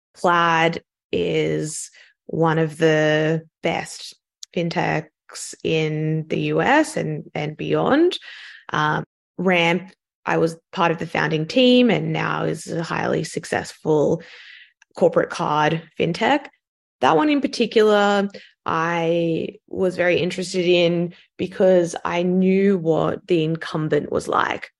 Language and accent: English; Sydney, New South Wales, Australia; accent: Australian; moved away as an adult; also born or lived in London, United Kingdom; You can probably tell from my accent that I'm Australian, so I grew up in Sydney